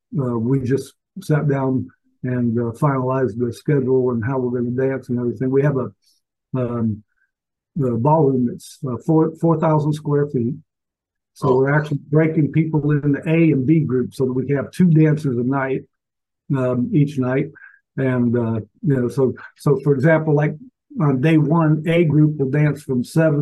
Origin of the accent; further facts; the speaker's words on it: Alaska, United States; born there; also born or lived in Valdosta, Georgia; I was born in Alaska. Went to 12 different schools in my 12 years of primary education, and did a lot of moving around and whatnot, but ended up at Moody Air Force Base in Valdosta for my last 3 years